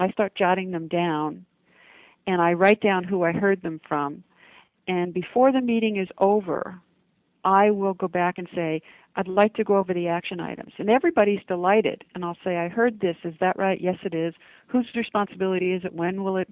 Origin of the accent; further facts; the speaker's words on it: United States; from an American's perspective